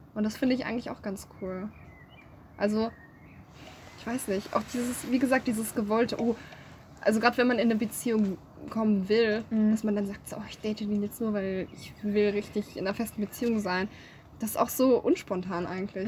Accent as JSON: {"language": "German", "town": "Speyer", "region": "Rhineland-Palatinate", "country": "Germany", "moved": "as an adult", "lives_now": "Marburg, Germany", "said": "Ich komme aus dem guten alten Speyer, ähm, Rheinland-Pfalz gute Saufkultur"}